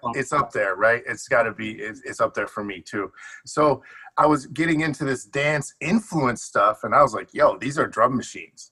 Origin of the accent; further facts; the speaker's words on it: Detroit, Michigan, United States; also born or lived in Chicago; now in Los Angeles, United States; I grew up between Detroit and Chicago